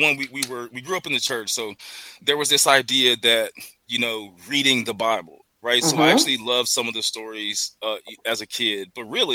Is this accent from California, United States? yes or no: no; Hendersonville, North Carolina, United States; I'm a Hendersonville native. I grew up right here in Western North Carolina